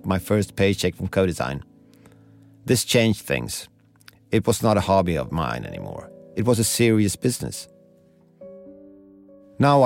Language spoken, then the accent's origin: English; Stockholm, Stockholm County, Sweden; I'm speaking to you from Stockholm, Sweden, my hometown, and where I studied architecture a long time ago.